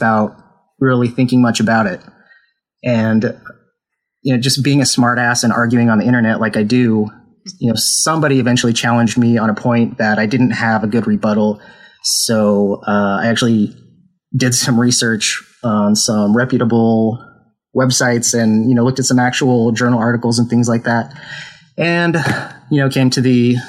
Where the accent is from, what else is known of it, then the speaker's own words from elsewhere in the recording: Idaho, United States; I was raised in Idaho